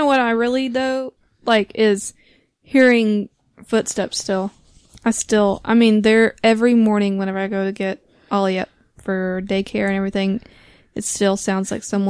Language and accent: English; United States; I'm still American over here.